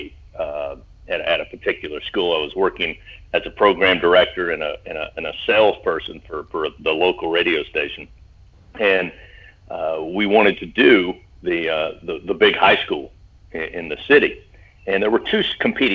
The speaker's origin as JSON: {"language": "English", "town": "Hindman", "region": "Kentucky", "country": "United States", "tie": "born or raised there", "said": "I grew up in Hindman, Kentucky, which is in coal mining country, eastern part of the state"}